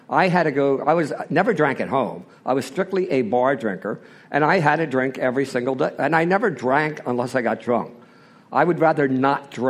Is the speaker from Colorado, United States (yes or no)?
no; Philadelphia, Pennsylvania, United States; Uh, I'm from Philadelphia. I'm one of those typical Irish Catholic boys from southwest Philadelphia. I was raised in a very normal family.